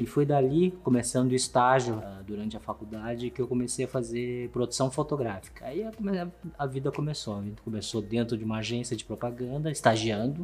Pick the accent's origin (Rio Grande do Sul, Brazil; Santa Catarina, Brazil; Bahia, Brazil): Rio Grande do Sul, Brazil; Porto Alegre; Portuguese is a second language; moved away as an adult; also born or lived in Taipei, Taiwan; now in São Paulo, Brazil; A gente foi, a gente foi pra Porto Alegre minha infância toda, adolescência toda foi em Porto Alegre